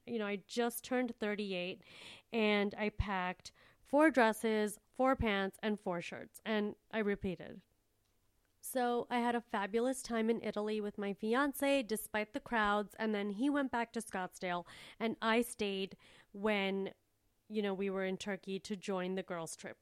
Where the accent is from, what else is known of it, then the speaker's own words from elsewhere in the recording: India; I'm from a third world place and I'm a third world person. Like, I was born in India